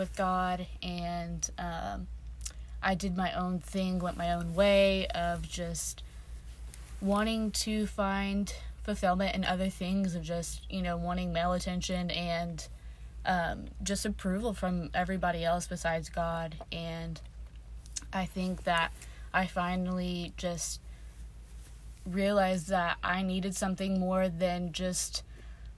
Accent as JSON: {"language": "English", "region": "Texas", "country": "United States", "moved": "as an adult", "lives_now": "Birmingham, United States", "said": "I'm from Texas"}